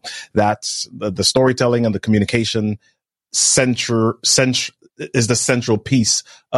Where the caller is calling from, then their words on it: Maryland, United States; I'm in Maryland, man. Today's actually the warmest it's been in like 2 weeks.